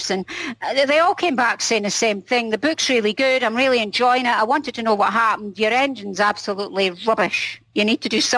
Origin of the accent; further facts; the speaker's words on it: Scotland, United Kingdom; I'm Scottish